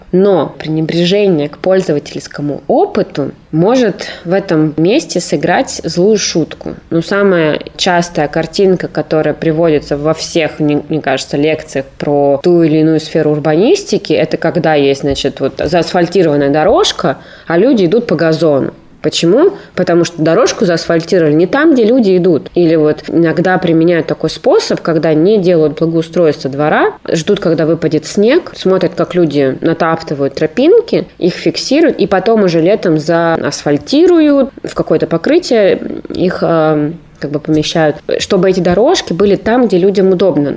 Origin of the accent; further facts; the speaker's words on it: Novokuznetsk, Kemerovo Oblast, Russia; moved away as an adult; also born or lived in Prokopyevsk; now in Novosibirsk, Russia; Я родом из Новокузнецка, вообще из города Прокопьевска, если быть точным, но считаю себя новокузнечанкой до сих пор, хотя не живу там с окончания школы